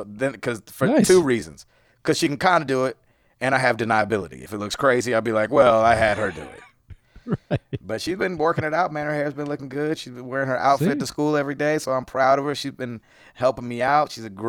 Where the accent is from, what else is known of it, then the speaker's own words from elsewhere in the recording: United States; Ooh, we're American.